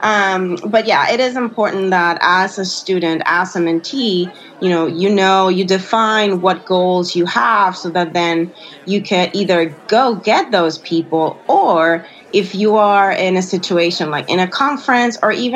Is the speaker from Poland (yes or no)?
no; Puerto Rico; I'm from Puerto Rico